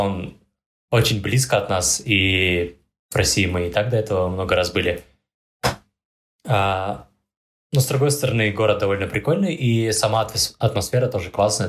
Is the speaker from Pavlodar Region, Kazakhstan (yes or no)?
yes; Pavlodar, Pavlodar Region, Kazakhstan; Я вообще сам из Павлодара